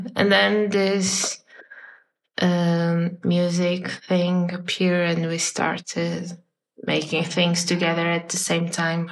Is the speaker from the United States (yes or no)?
no; a city near Porto, Norte, Portugal; English is a second language; I'm from a city near nearby Porto, and then I came to Porto to study, and now I'm living here.